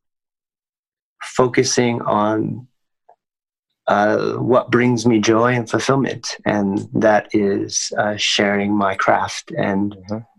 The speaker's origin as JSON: {"language": "English", "country": "United States", "tie": "born or raised there", "said": "growing up in the States"}